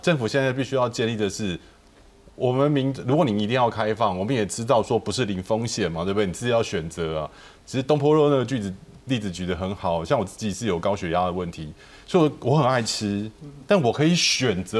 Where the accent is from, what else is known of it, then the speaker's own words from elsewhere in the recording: Taiwan; 台湾人从小吃抗生素、鸡、抗生素、猪，我们都是这样长大的